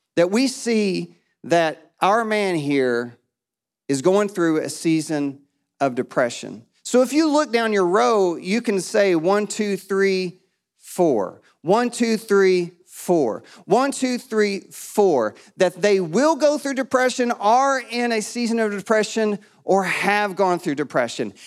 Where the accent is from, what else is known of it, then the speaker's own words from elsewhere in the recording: East Tennessee, United States; now in Murfreesboro, United States; I'm from East Tennessee. My dad's still in Kingsport